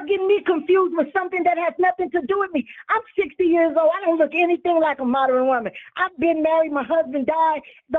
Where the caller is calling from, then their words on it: California, United States; Hi, Tanya. This is … You know, I'm in California.